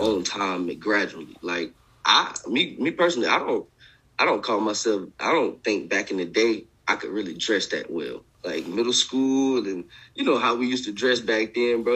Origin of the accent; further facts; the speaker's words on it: Augusta, Georgia, United States; moved away; I'm from I'm from Augusta, Georgia.